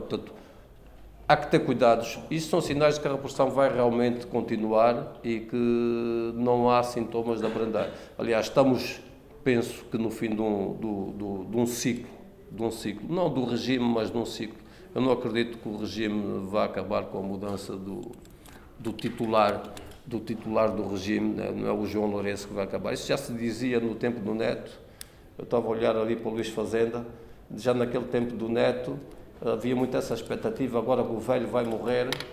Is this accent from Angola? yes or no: yes; Angola; now in Portugal; Angola, meu país de origem, de onde vim